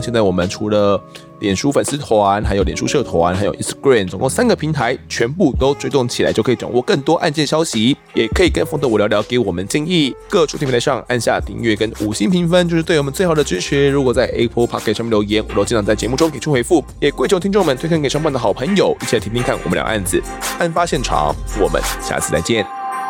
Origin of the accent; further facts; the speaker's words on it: Mituo, Kaohsiung, Taiwan; 因为我是住弥陀啊